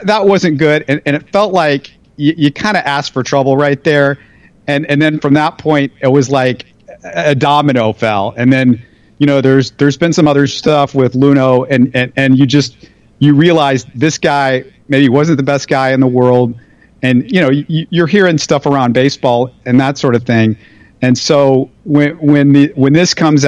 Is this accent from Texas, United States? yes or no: yes; Houston, Texas, United States; also born or lived in Missouri; I grew up in Houston